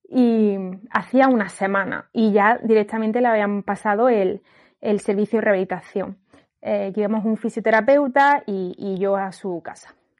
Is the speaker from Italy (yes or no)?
no; Granada, Andalusia, Spain; moved away as an adult; also born or lived in northern Spain; mi familia vive en Granada